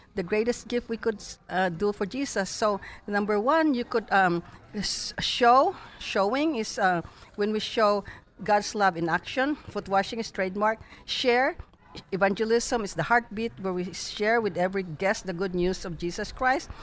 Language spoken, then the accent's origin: English; Philippines; now in Dallas, United States; when I was growing up in the Philippines